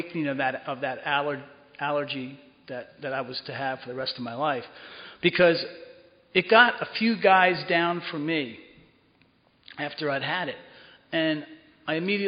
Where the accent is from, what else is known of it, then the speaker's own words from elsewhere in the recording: Cedar Grove, New Jersey, United States; moved away; I grew up in Cedar Grove, right over the hill